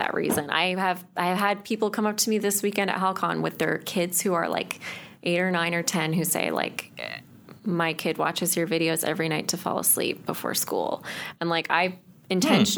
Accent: Chatham, Ontario, Canada; moved away; It was Chatham

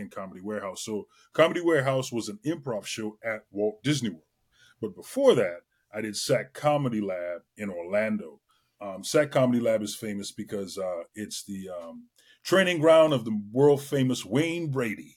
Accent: Trinidad & Tobago; moved away; I grew up in Trinidad and Tobago. I was born in the West Indies

